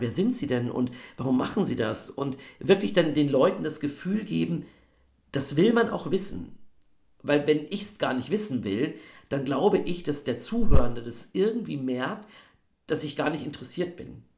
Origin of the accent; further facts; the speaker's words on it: Bavaria, Germany; Ich komme ja aus Bayern